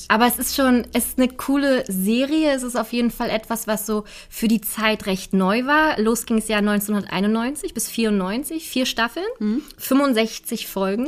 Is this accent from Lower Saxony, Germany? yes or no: no; Berlin, Germany; als Berliner